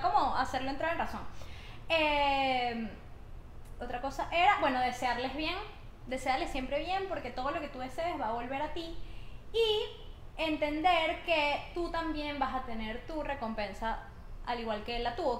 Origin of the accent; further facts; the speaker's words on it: Barinas, Venezuela; moved away; also born or lived in Caracas; yo soy de Barinas, una ciudad del interior, y estoy en Caracas